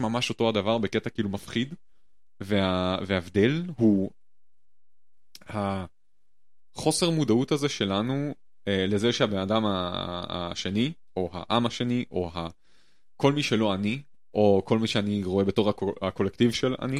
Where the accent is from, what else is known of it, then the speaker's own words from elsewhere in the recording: Jerusalem, Jerusalem District, Israel; moved away as an adult; now in Germany; אני בתור ירושלמי